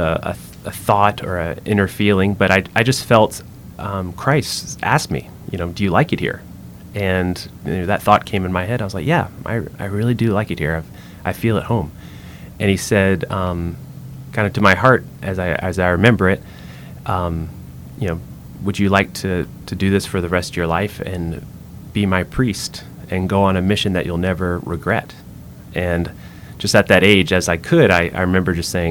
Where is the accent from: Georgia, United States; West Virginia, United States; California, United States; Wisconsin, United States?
Georgia, United States; middle; now in Louisiana, United States; we grew up in Georgia, middle Georgia, we call it there.